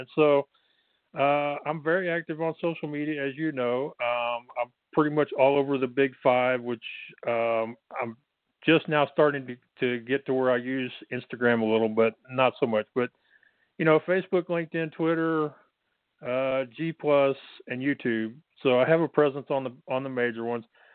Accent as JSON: {"language": "English", "region": "Texas", "country": "United States", "said": "I'm from Texas, so I got the accent."}